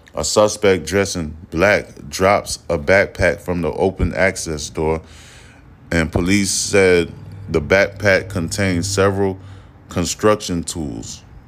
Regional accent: United States; I am a American, born American, raised

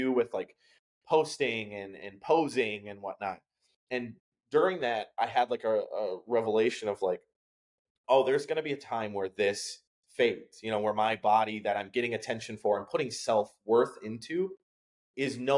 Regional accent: Wisconsin, United States; now in New Haven, United States; I'm from Wisconsin, I mentioned that, but like small town, one grocery store in the whole like county kind of thing

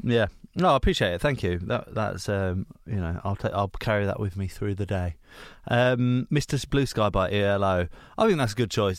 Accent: Hertfordshire, East of England, United Kingdom; I'm from a s, quite a small town

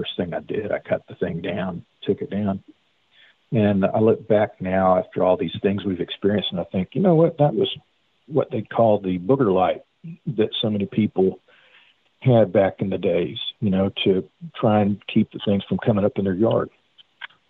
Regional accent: Texas, United States; I am from Texas native, but in that regard, I'm more of a Missourian.

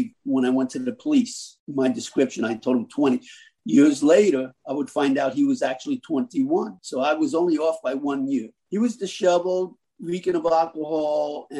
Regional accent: Long Island, New York, United States; moved away as an adult; also born or lived in Miami, Florida; now in South Florida, United States; I'm originally from New York. I graduated from a small town at the end of Long Island.

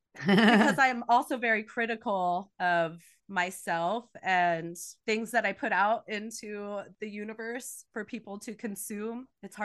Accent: New Jersey, United States; I grew up in New Jersey, not at the Jersey Shore, on an Air Force base. So it's a little different. That's why I don't have the Jersey accent.

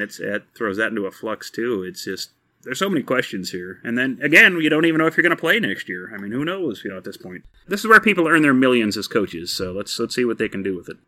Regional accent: Texas, United States; moved away; I am from Texas originally, and, you know, the first games I grew up watching were Texas and Texas Tech playing

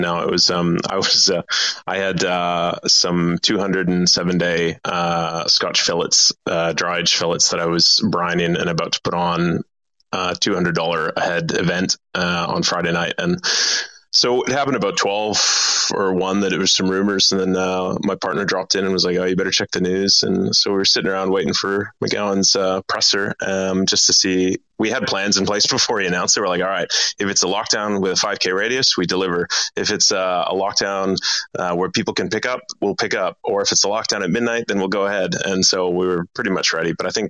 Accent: Edmonton, Alberta, Canada; moved away as an adult; now in Perth, Australia; No, I'm from Edmonton, Alberta. So I'm from Canada. I came to Australia when I was 18 as a backpacker.

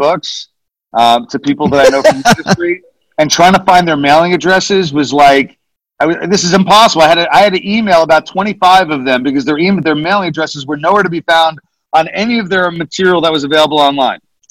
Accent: Nyack, New York, United States; my hometown, Nyack, New York

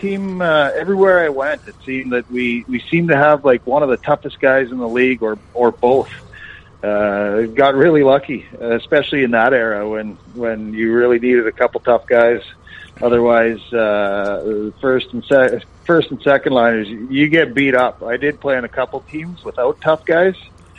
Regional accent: Dysart, Saskatchewan, Canada; also born or lived in Regina, Saskatchewan; Small town in Saskatchewan called Dysart. Just played out there. We had it's a small town. There's about 150 people there, even less than that in the town. Growing up and played all minor hockey there, and then moved into the city

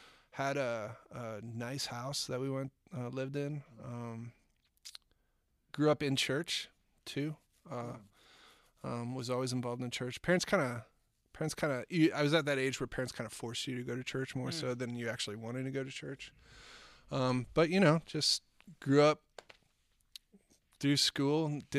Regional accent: Eden Prairie, Minnesota, United States; I grew up in a little place called Eden Prairie, Minnesota.

